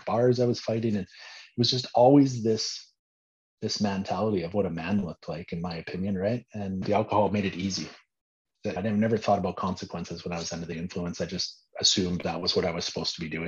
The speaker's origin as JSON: {"language": "English", "town": "Swift Current", "region": "Saskatchewan", "country": "Canada", "tie": "born or raised there", "moved": "as an adult", "lives_now": "Medicine Hat, Canada", "said": "I grew up in Swift Current"}